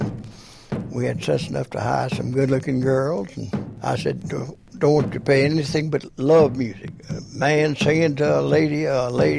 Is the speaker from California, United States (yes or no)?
no; Memphis, Tennessee, United States; I'm founder of Holiday Inns in Memphis, Tennessee, my hometown.